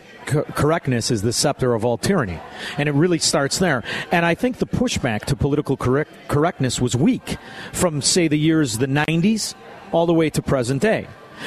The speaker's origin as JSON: {"language": "English", "town": "Chicago", "region": "Illinois", "country": "United States", "tie": "born or raised there", "said": "I'm from Chicago"}